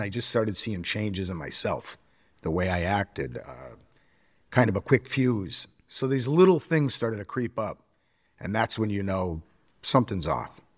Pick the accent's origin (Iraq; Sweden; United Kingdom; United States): United States; Springfield, Massachusetts; I grew up in Springfield, Mass.